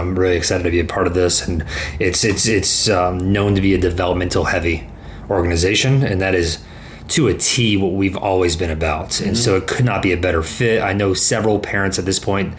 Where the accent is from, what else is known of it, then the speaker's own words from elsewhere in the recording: Dallas, Texas, United States; also born or lived in Arizona; I'm born and raised in Dallas